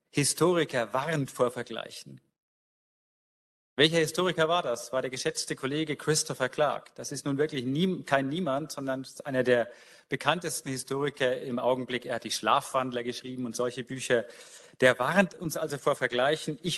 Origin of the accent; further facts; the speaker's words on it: Nuremberg, Bavaria, Germany; born there; Ich habe vor kurzem in einer ähnlichen Mission meine Geburtsstadt Nürnberg aufgesucht.